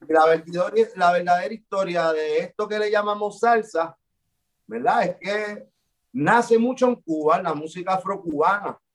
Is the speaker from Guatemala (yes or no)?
no; Puerto Rico; por lo que somos como puertorriqueños y como latinos